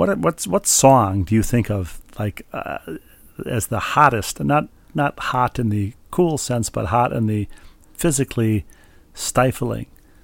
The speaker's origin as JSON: {"language": "English", "region": "Minnesota", "country": "United States", "tie": "born or raised there", "said": "growing up in Minnesota"}